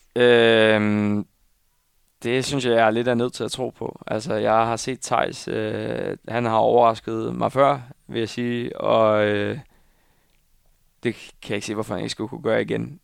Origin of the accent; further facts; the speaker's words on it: Viborg, Central Denmark Region, Denmark; now in Copenhagen, Denmark; jeg skal holde jul hjemme i Viborg